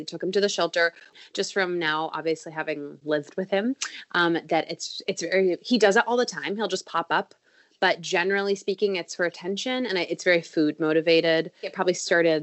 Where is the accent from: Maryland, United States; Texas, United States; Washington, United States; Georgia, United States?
Washington, United States; Seattle; moved away as an adult; now in Chicago, United States; I'm originally from Seattle, Washington, born and raised. I moved to Chicago to go to school, and I've been here ever since.